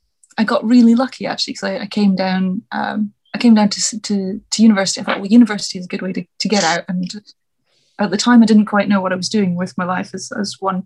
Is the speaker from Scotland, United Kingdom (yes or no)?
yes; Scotland, United Kingdom; now in London, United Kingdom; I'm a poet, I'm originally from Scotland, which I'm glad you said you can tell from the accent, because the accent wanders all over the place.